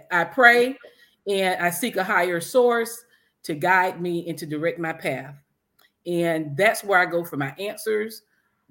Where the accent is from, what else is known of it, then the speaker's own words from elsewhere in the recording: Broward County, Florida, United States; I was born and raised here in Broward.